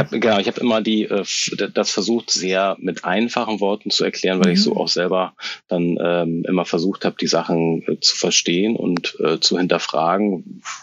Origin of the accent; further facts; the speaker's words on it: Hamburg, Germany; moved away as an adult; now in Berlin, Germany; Ich äh, äh, lebe und äh, arbeite in Berlin. Eigentlich komme ich aus Hamburg